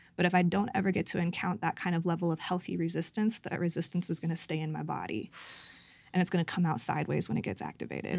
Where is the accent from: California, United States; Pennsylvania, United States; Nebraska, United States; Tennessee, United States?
California, United States; Santa Cruz; my hometown of Santa Cruz.